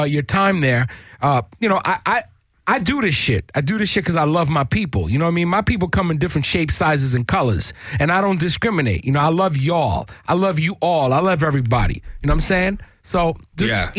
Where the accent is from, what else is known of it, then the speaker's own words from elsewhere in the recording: New York, United States; now in Los Angeles, United States; I'm originally from New York